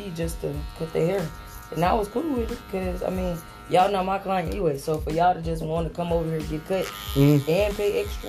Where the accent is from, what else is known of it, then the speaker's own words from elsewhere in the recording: North Carolina, United States; moved away as an adult; now in Dallas, United States; I'm from North Carolina.